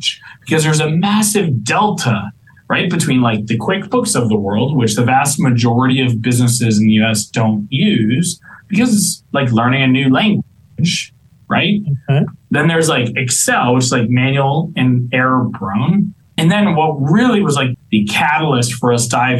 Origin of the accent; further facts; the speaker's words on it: Miami, Florida, United States; moved away as an adult; I was born and raised in Miami. I grew up in Miami.